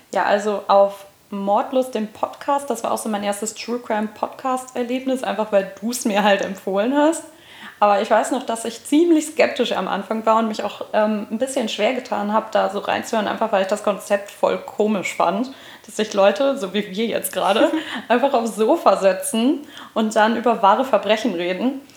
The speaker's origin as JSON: {"language": "German", "region": "Hamburg", "country": "Germany", "moved": "as an adult", "lives_now": "Giessen, Germany", "said": "wir kommen aus Hamburg und ich bin für Studium vor ein paar Jahren nach Gießen gezogen"}